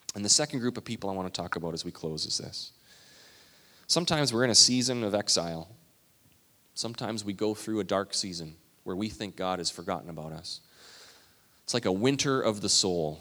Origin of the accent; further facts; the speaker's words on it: Canada; I'm Canadian